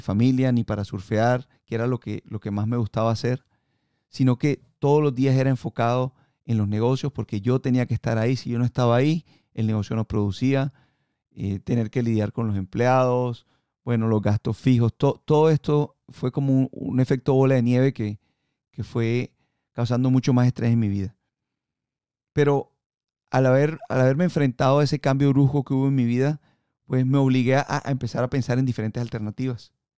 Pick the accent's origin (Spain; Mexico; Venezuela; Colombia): Colombia; moved away; yo nací en Colombia y ahí en, en, Colombia fue donde aprendí a surfear